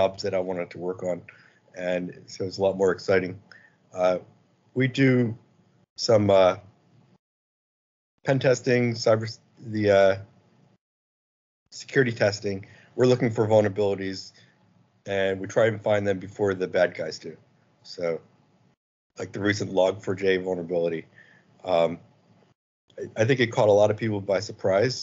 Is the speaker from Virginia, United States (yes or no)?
yes; Virginia, United States; I'm from Virginia, and I run a small company called Polito Incorporated